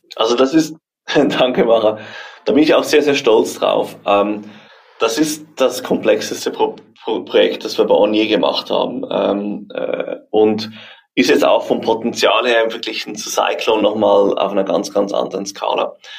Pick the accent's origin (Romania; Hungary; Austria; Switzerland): Switzerland; wir Schweizer